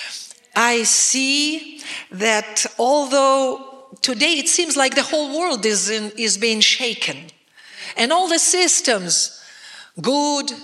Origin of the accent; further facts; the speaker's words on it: Russia; me as a Russian